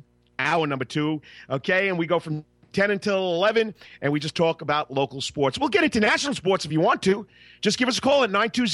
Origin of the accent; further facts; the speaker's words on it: Long Island, New York, United States; now in Savannah, United States; Freeport Raceway, where I grew up on Long Island